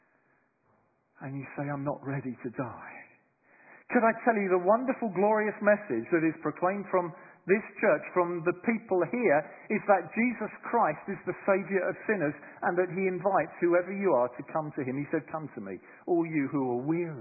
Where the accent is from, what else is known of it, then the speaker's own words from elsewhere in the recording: London, United Kingdom; moved away as an adult; now in Bristol, United Kingdom; I'm a Londoner, I suppose. I was raised in London, but for the last 26 years I've lived in Bristol